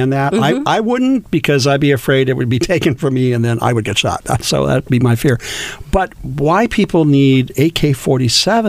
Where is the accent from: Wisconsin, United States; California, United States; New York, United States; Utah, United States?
California, United States; I'm a native Californian